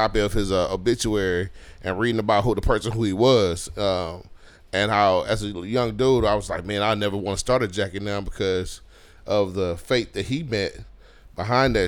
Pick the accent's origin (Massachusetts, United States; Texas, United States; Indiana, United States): Texas, United States; Houston; me and D Rose, we're from Cashmere Garden